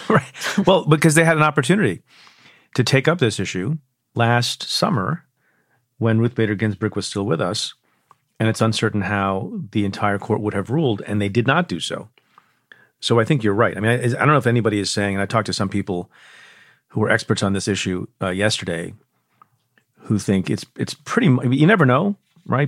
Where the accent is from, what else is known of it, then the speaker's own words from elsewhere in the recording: New York, United States; my home state, in New York